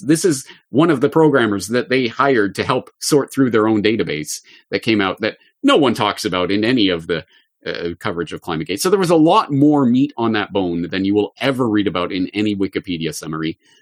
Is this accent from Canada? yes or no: yes; Canada; me growing up in Canada in the public school system